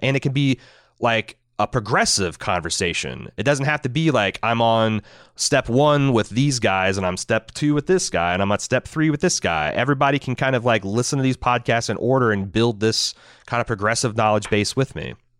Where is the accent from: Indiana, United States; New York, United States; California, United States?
Indiana, United States; I'm from Indiana. I'm not from the cool cosmopolitan places in Indiana, like Indianapolis or Bloomington